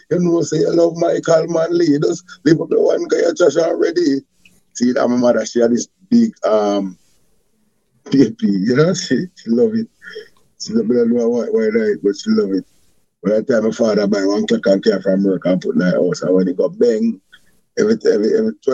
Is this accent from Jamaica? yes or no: yes; Jamaica; I grew up in Ochras, um, Barton, Senton, and I'm more like a kind of Christian child. I'm more like Christian.